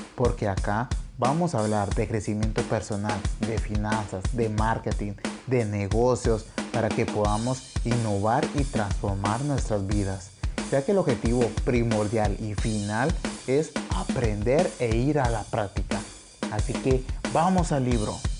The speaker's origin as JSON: {"language": "Spanish", "region": "Santa Rosa", "country": "Guatemala", "tie": "born or raised there", "said": "a las faldas del, del volcán Tecuamburra de mi ciudad natal en Guatemala"}